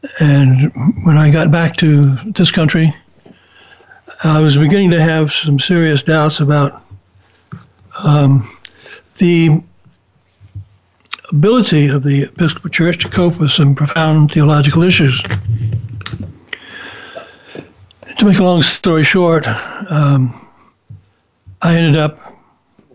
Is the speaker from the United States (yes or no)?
yes; Mobile, Alabama, United States; also born or lived in Chicago / New Orleans; I decided to transfer back to Mobile, which is my hometown